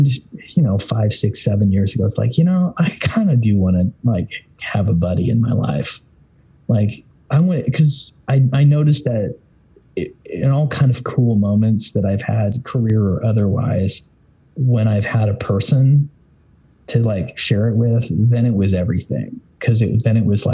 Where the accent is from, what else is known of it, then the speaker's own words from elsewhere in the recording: Southern Idaho, United States; I grew up in Southern Idaho, which is predominantly Mormon.